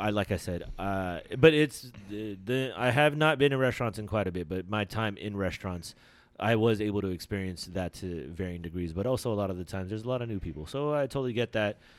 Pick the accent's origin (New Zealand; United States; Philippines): Philippines; I'm Filipino